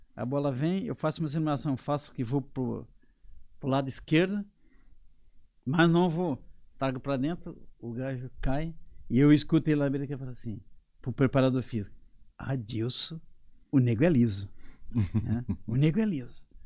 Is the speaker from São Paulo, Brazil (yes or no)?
no; Siderópolis, Santa Catarina, Brazil; moved away as an adult; now in Portugal; a minha vida começa em Siderópolis, de onde eu sou natural.